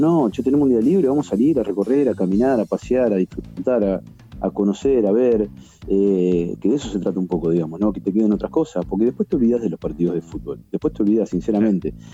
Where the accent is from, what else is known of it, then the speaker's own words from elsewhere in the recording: La Plata, Buenos Aires Province, Argentina; yo soy de La Plata